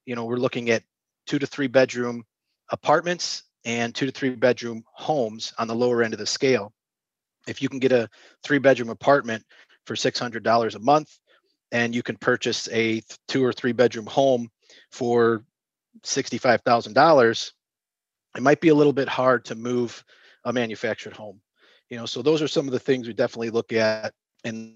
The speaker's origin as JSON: {"language": "English", "town": "Chicago", "region": "Illinois", "country": "United States", "tie": "born or raised there", "also_born_or_lived": "Indianapolis / Springfield, Illinois", "lives_now": "Northwest Indiana, United States", "said": "I was born and raised in the Chicago area"}